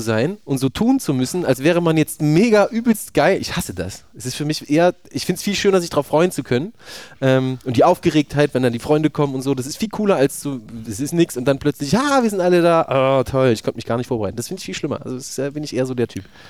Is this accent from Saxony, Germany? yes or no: no; Thuringia, Germany; Ich bin auch Thüringer